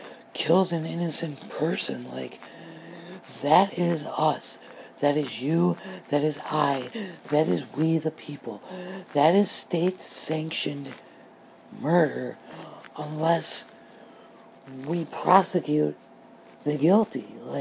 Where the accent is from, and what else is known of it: United States